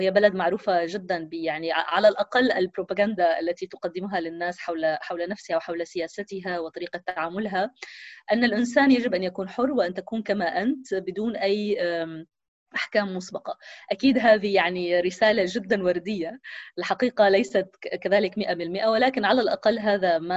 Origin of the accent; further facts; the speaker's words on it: Syria; also born or lived in Palestine; كوني فلسطينية سورية آه هذا يعني أنني آه أنا وأهلي آه يعني شبه محبوسين في في سوريا